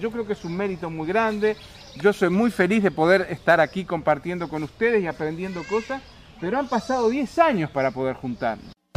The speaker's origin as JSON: {"language": "Spanish", "country": "Uruguay", "moved": "yes", "said": "yo fui exiliado, soy uruguayo"}